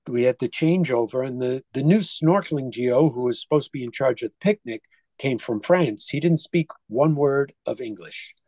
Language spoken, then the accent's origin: English; New York, United States; the same hospital that I was born in New York